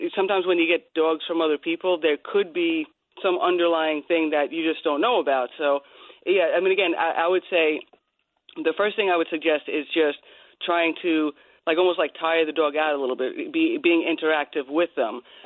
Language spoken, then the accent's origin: English; Bohemia, New York, United States; when we were growing up in Long Island